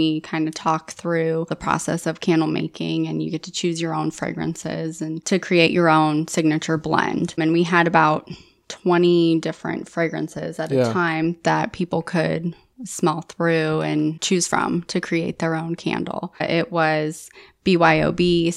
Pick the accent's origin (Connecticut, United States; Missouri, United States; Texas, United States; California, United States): California, United States; Southern; now in Annapolis, United States; I grew up with Michael's cousin's family in California